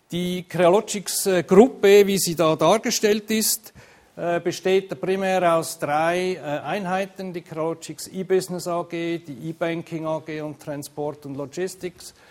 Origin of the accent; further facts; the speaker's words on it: Switzerland; aber vielleicht hören Sie es an meinem Unterton. Ich komme eigentlich aus der Schweiz